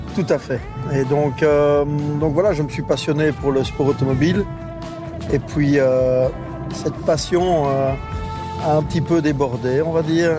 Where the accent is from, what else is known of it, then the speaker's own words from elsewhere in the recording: Verviers, Wallonia, Belgium; je suis d'abord de la, région d'ici, je suis originaire de Verviers